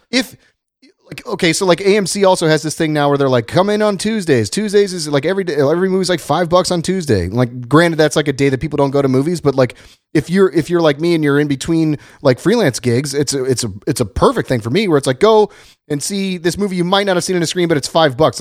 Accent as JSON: {"language": "English", "town": "Dayton", "region": "Ohio", "country": "United States", "tie": "born or raised there", "moved": "yes", "lives_now": "Los Angeles, United States", "said": "my hometown in Dayton, Ohio"}